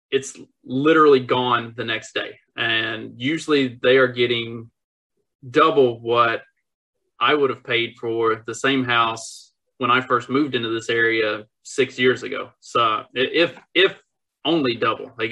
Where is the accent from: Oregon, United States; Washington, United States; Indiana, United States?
Indiana, United States; I'm from Indiana